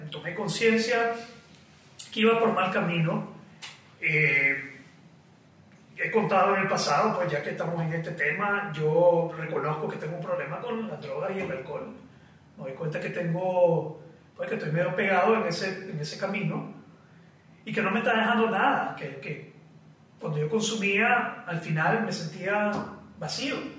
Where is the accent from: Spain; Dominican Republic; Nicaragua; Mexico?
Nicaragua; Yo regresé a Nicaragua